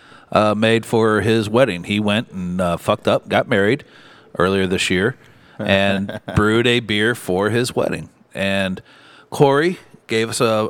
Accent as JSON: {"language": "English", "town": "St. Louis", "region": "Missouri", "country": "United States", "said": "we're from St. Louis"}